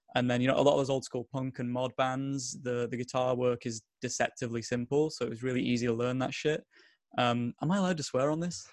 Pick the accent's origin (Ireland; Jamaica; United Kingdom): United Kingdom; Bolton, North West England; I'm from a tiny little town in the borough of Bolton.